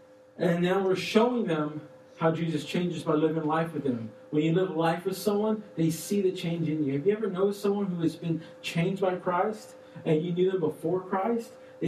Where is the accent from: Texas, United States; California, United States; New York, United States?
Texas, United States; Austin; we're from Austin, too.